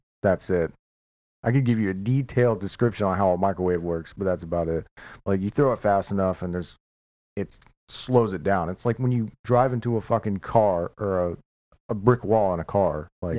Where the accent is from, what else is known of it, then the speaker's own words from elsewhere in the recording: Pensacola, Florida, United States; born there; I was born in Pensacola, yeah.